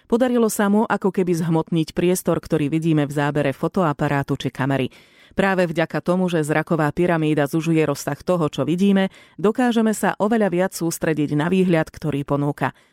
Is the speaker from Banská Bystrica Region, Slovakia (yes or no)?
no; Žilina, Žilina Region, Slovakia; Som zo Žiliny a sa mi to páči